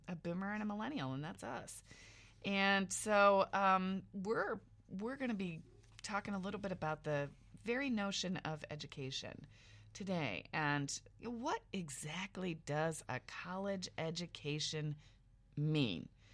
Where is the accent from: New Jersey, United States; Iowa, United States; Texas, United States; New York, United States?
Iowa, United States; small town central; moved away; I was from small town central Iowa